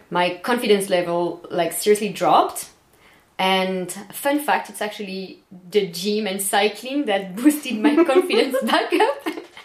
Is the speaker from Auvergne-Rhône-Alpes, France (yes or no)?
no; Bordeaux, Nouvelle-Aquitaine, France; moved away; I'm French, I'm from Bordeaux.